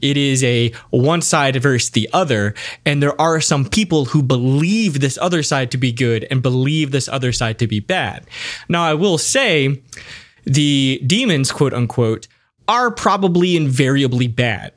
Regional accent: United States; As an American

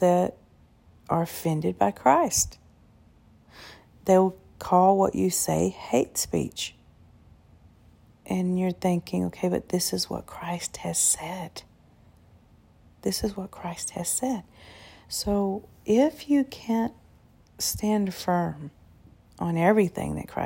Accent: United States; I was born and raised here in America

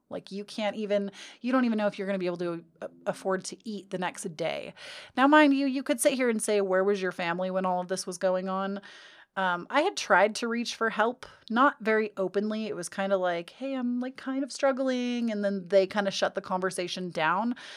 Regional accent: California, United States; I'm born and raised in California

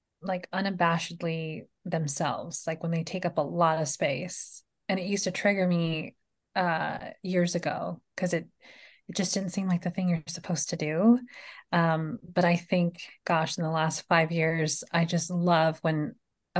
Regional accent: Los Angeles, California, United States; now in Meridian, United States; I live in Meridian, but I'm originally from California, Los Angeles

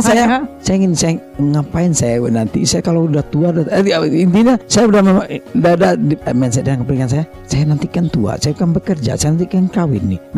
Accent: Paninjauan, West Sumatra, Indonesia; saya nggak pernah menganggap diri saya orang kaya karena di kampung saya itu di Paninjauan namanya di Parang Panjang

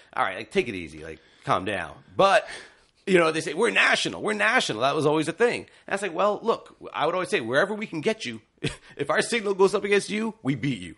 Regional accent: Ontario, Canada; as a youngster growing up in Ontario, I watched a lot of T V O programs.

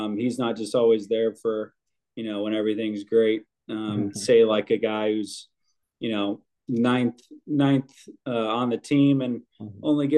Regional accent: Carmel, Indiana, United States; I came from Carmel High School

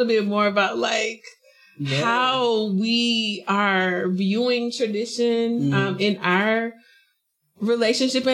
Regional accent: South Carolina, United States; moved away as an adult; I'm from South Carolina, where everyone stays there

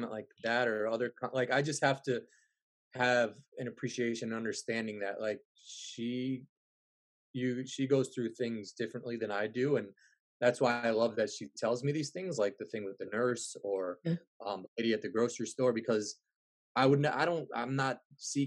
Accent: New Rochelle, New York, United States; now in Illinois, United States; where I grew up in New Rochelle

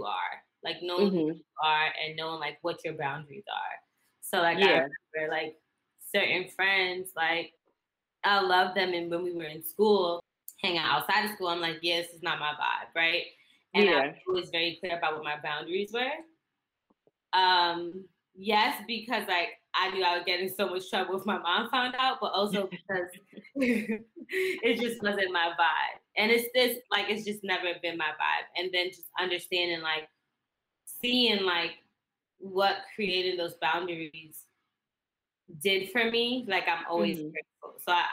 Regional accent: New York City, New York, United States; Born and raised. So I was born in the Bronx

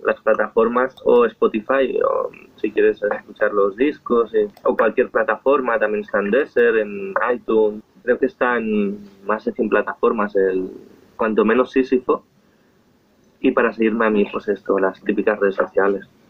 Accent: Esplugues de Llobregat, Catalonia, Spain; Soy de Esplugas, nací en esta ciudad

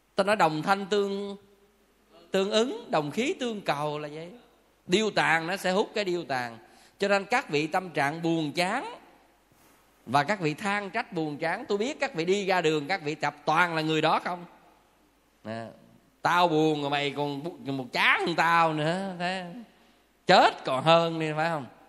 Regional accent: Southern Vietnam, Vietnam; phong tục tập quán và văn hóa miền Nam của mình

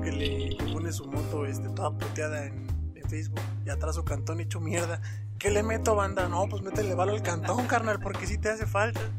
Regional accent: Mexico City, Mexico; mi queridísima CDMX, porque no, obviamente soy chilango

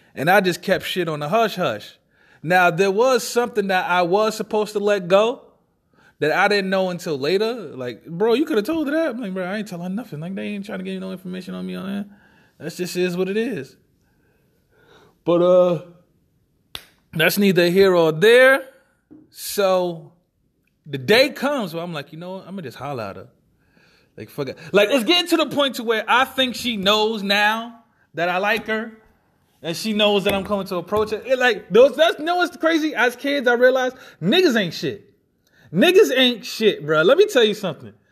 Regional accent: New York City, New York, United States; I was raised in Marcy Projects, that style, Brooklyn, New York

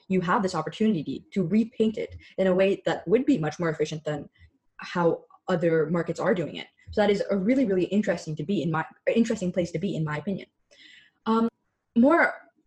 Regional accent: Canada; I'm a Canadian

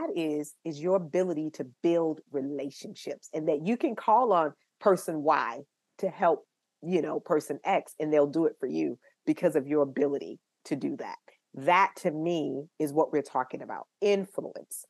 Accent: Tampa, Florida, United States; I'm from Tampa, Florida

